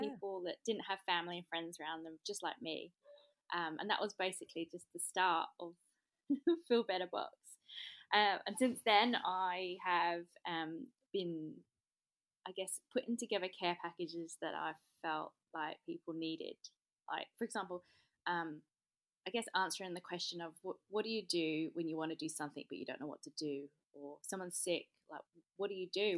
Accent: London, United Kingdom; moved away as an adult; also born or lived in Melbourne / Sydney; now in Australia; I am in English. I come from South East London, but I have been here for twelve years

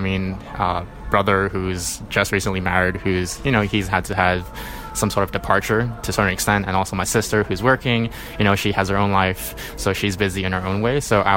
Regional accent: Hong Kong; I was born and raised in Hong Kong

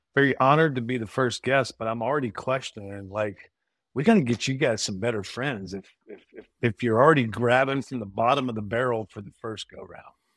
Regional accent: Brenham, Texas, United States; I'm from Brenham

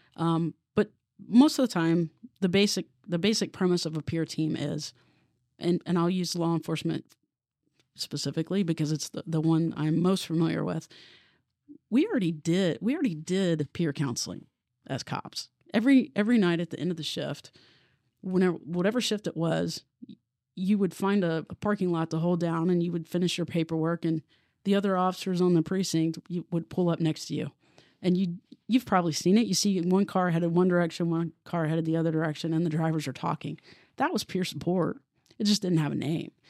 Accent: Obetz, Ohio, United States; also born or lived in Columbus, Ohio; I'm from Columbus. Um, I grew up in Obetz, went to Hamilton Township, which is the southern part of, uh, Franklin County.

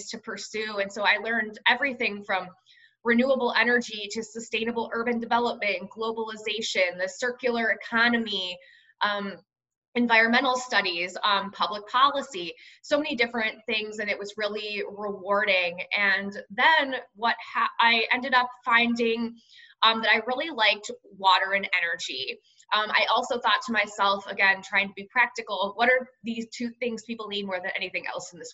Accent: Cleveland, Ohio, United States; moved away as an adult; also born or lived in Tempe, Arizona; I'm born and raised in Cleveland, Ohio, Midwestern town.

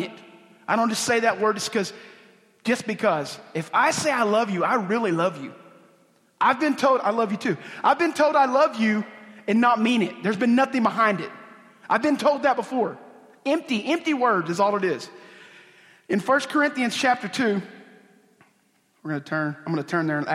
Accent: Oklahoma, United States; a Indian guy from Oklahoma

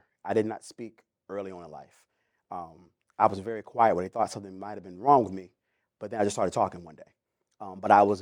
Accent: Chesapeake, Virginia, United States; also born or lived in Suffolk, Virginia / Portsmouth, Virginia; I grew up in the Hickory area of Chesapeake, where I went to Southeast Elementary, Hickory Middle, Hickory High School.

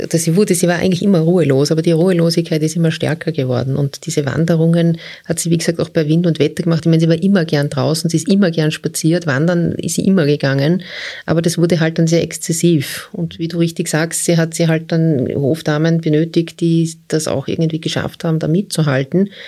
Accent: Austria; Ja als Österreicher.

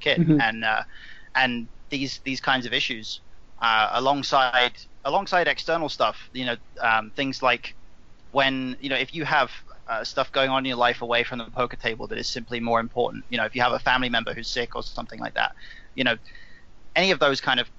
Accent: England, United Kingdom; I'm an Englishman

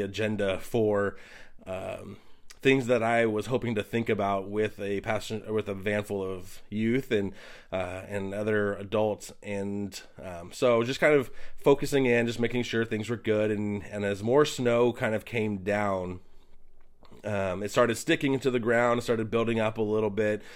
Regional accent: Pacific Northwest, United States; We're from the Pacific Northwest

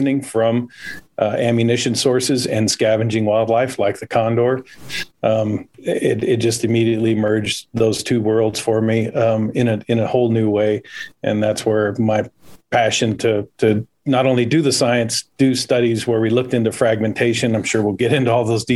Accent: Bakersfield, California, United States; accent: drawl; I grew up outside of Bakersfield

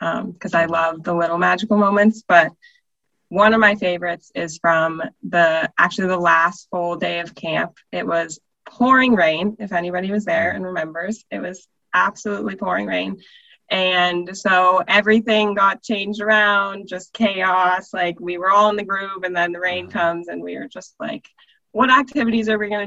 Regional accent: Washington, United States; So I'm from Washington. I was raised here

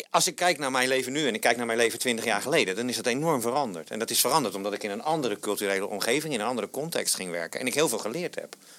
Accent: South Holland, Netherlands; moved away as an adult; now in Rotterdam, Netherlands; Ik, ik, kom uit de provincie hier in Zuid-Holland.

